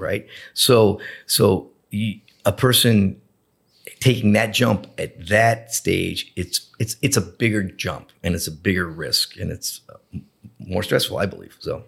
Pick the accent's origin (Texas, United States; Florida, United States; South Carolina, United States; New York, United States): Florida, United States; Boca Raton; I grew up in Boca Raton